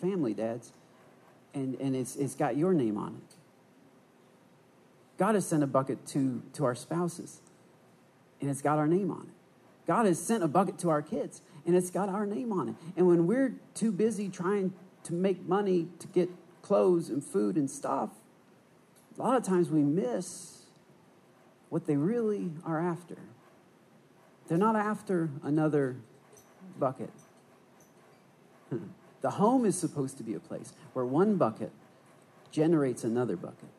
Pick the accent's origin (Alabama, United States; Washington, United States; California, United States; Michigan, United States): Michigan, United States; Port Huron; I'm from Port Huron, Michigan, which is right on the thumb of the knuckle of the thumb of Michigan